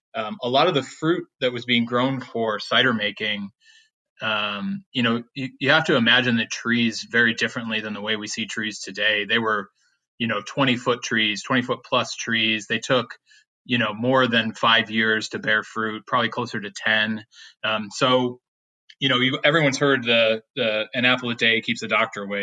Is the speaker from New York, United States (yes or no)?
yes; Williamson, New York, United States; now in Walden, United States; my hometown is a little place called Williamson, New York.